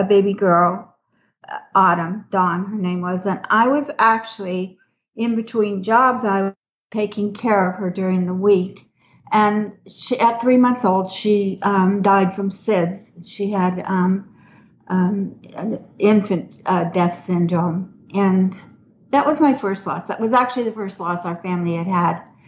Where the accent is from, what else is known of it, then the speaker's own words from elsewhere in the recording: Minneapolis, Minnesota, United States; moved away as an adult; now in Houston, United States; I'm originally from Minneapolis, Minnesota, and moved to Houston like 30 years ago